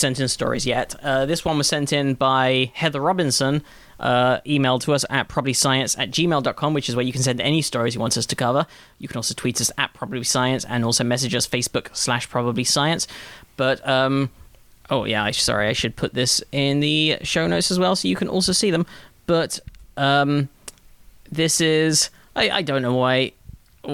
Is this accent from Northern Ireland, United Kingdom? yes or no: no; London, United Kingdom; growing up in London.